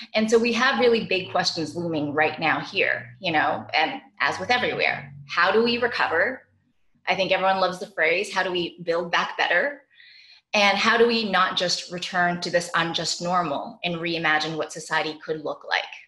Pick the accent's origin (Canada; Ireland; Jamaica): Canada; now in Brooklyn, New York, United States; my home country of Canada